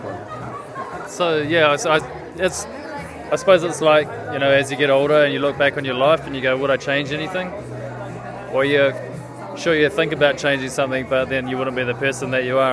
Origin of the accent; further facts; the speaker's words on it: Kapiti Coast, Wellington, New Zealand; the town that we grew up in on the Kapiti coast